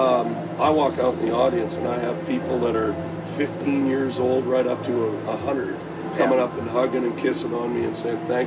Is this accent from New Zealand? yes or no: no; Canada